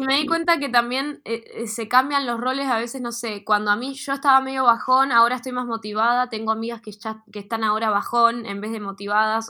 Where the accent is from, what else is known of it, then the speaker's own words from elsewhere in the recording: Neuquén, Argentina; moved away as an adult; now in Buenos Aires, Argentina; yo estuve desde, en esa escuela acá en Neuquén desde los 8 hasta que egresé en secundaria hasta los 18, 17